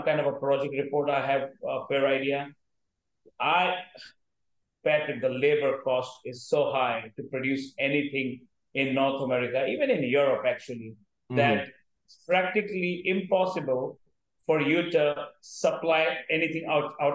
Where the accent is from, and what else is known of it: India